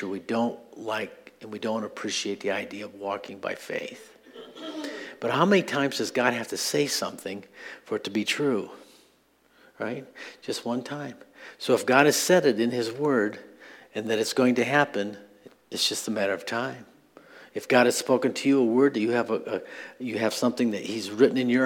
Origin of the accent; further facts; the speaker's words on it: Midwest, United States; I'm from the Midwest